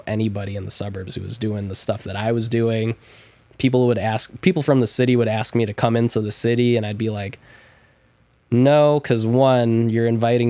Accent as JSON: {"language": "English", "country": "Philippines", "said": "I'm Filipino."}